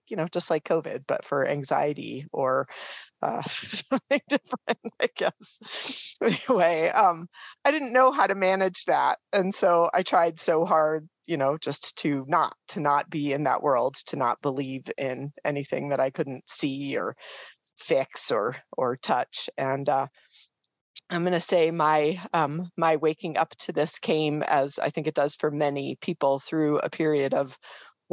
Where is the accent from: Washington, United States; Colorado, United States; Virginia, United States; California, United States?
Colorado, United States; Boulder; grew up primarily in Boulder, Colorado, but I proudly would tell people I'm from Boulder